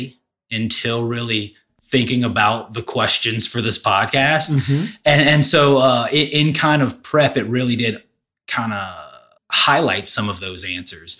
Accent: Denham Springs, Louisiana, United States; also born or lived in Baton Rouge; I grew up in Denham, lived in Denham and Baton Rouge my whole life

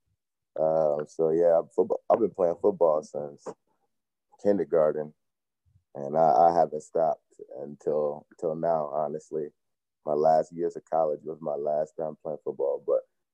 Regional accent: Chicago, Illinois, United States; moved away; also born or lived in Rockford, Illinois; I'm originally from Chicago, but I played my high school ball out in the Rockford area.

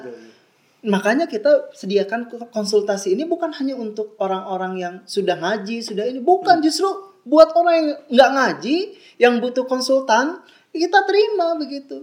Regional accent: Bandung, West Java, Indonesia; Saya dari TK, lahir, SD, SMP, SMA, kuliah, S1, S2 di Bandung semua

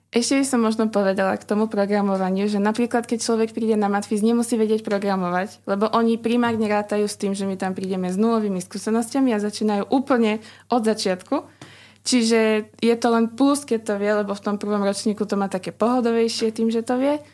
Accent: Orava, Žilina Region, Slovakia; moved away as an adult; now in Bratislava, Slovakia; som z Oravy

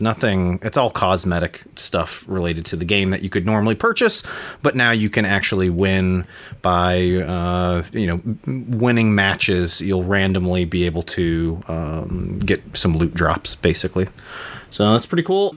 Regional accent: United States; I'm American. I only speak one, Mar- uh, one language

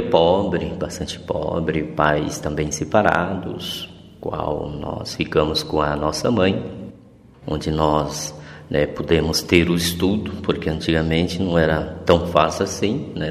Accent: Glória de Dourados, Mato Grosso do Sul, Brazil; moved away; also born or lived in Porto Alegre / Florianópolis / Campo Grande / Cape Verde; Eu nasci em Glória Dourados, no Mato Grosso do Sul, em 1968

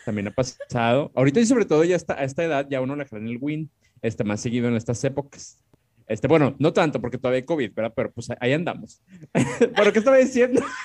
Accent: Monterrey, Nuevo León, Mexico; Y como somos regios

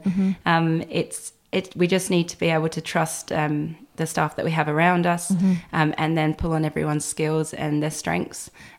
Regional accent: England, United Kingdom; which people laugh at how I pronounce, but I am English.

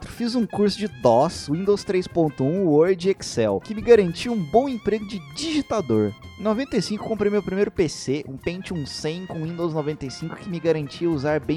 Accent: Recife, Pernambuco, Brazil; Nasci, cresci e moro em Recife, graças a Deus.

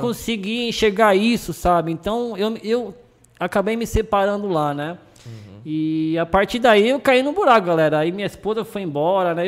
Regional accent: Brazil; also born or lived in Argentina; fui criado aqui no Brasil durante muito tempo

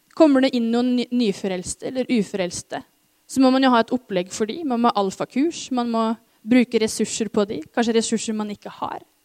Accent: Norway; oss som nordmenn

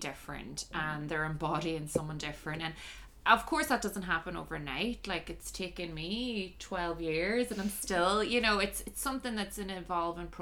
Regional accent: Ireland; now in Shanghai, China; I'm Irish

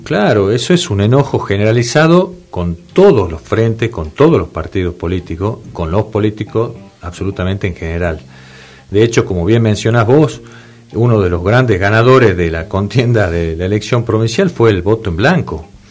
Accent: Salta, Argentina; yo soy de Salta Capital

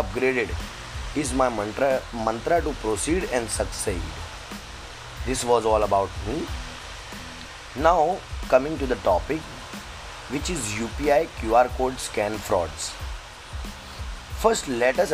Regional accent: Mumbai, Maharashtra, India; I am from Mumbai

